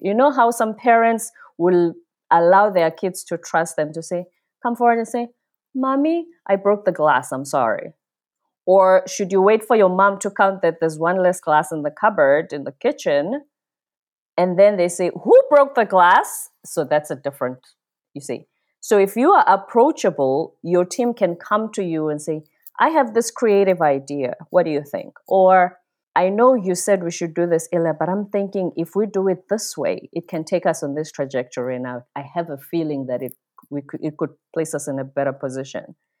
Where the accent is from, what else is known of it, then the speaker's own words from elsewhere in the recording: South Africa; moved away as an adult; also born or lived in South Korea; I'm from the Zulu tribe in South Africa. I grew up in this system called apartheid